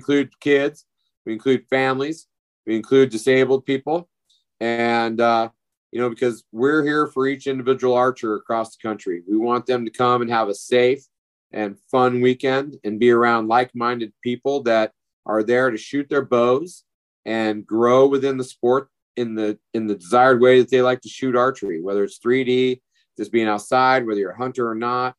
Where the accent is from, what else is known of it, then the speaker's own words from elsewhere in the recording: Durango, Colorado, United States; my hometown in Purgatory, Colorado, in just outside of Durango